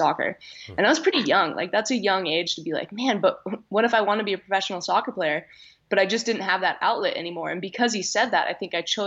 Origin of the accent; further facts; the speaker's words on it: Olympic Valley, California, United States; I grew up in Squaw Valley.